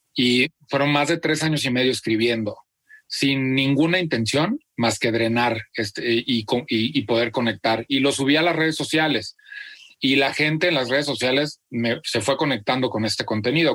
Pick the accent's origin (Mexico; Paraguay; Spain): Mexico; Celaya, Guanajuato; nací en Celaya, Guanajuato